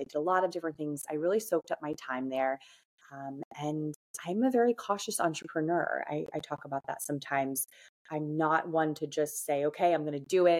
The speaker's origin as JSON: {"language": "English", "region": "New Jersey", "country": "United States", "tie": "born or raised there", "also_born_or_lived": "Hoboken, New Jersey", "said": "I grew up in North Jersey"}